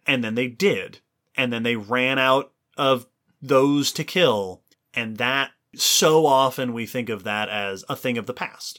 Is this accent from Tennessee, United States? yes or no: no; Long Island, New York, United States; I grew up on Long Island in New York